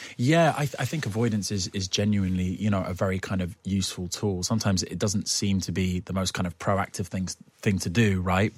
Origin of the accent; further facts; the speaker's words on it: United Kingdom; I'm too British